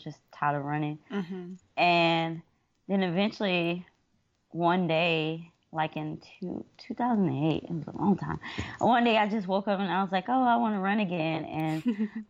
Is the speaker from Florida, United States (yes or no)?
no; Atlanta, Georgia, United States; now in Columbia, United States; I'm originally from Atlanta, Georgia